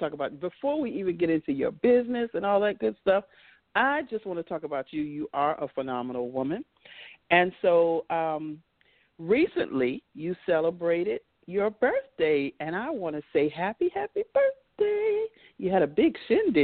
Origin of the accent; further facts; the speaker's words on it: New York, United States; moved away as an adult; now in Virginia, United States; I was born in New York, and I stayed there and for the first 35 years of my young life